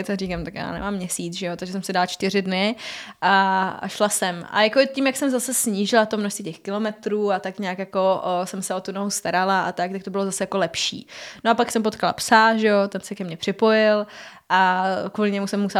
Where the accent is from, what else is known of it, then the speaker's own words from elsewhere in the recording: Havířov, Moravian-Silesian Region, Czechia; Eh, vyšla jsem z Havířova, to je hodně na východě